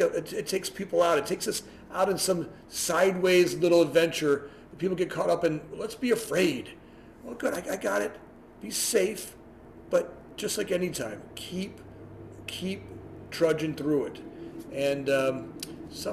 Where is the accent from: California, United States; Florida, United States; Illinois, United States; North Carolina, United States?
Florida, United States; Fort Lauderdale; now in Chicago, United States; I was born and raised in Florida